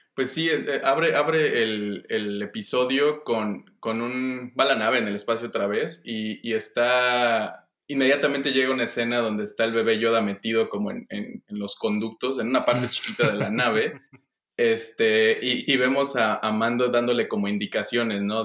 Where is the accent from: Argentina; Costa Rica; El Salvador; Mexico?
Mexico; mi familia todos somos mexicanos